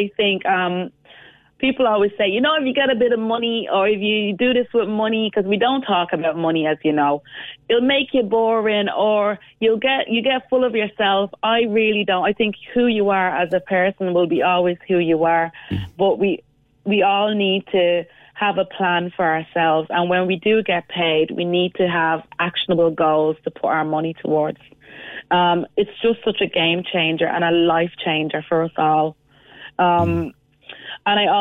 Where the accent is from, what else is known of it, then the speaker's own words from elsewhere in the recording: Cork Hill, Montserrat; moved away; I'm actually from a village in Montserrat, the Emerald Isle of the Caribbean, called Cork Hill Village.